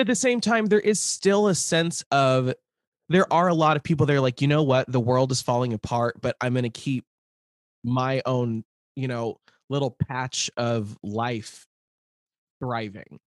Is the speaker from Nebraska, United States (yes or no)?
yes; Lincoln, Nebraska, United States; moved away; I grew up in the near South neighborhood, which is, like, twenty-seventh